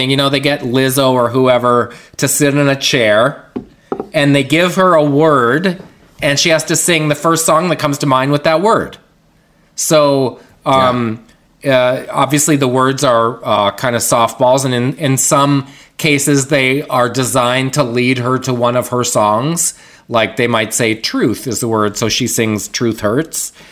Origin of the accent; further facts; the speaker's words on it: Winnipeg, Manitoba, Canada; I grew up in Winnipeg, where it's always hundred below zero.